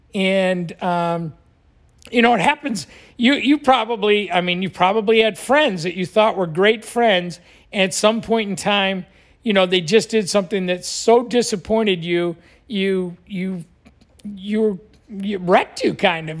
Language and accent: English; Buffalo, New York, United States; now in Florida, United States; I grew up in Buffalo